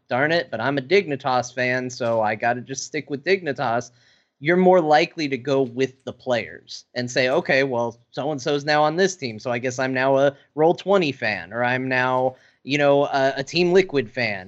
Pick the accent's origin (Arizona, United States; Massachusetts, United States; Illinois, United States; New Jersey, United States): Arizona, United States; I grew up in Arizona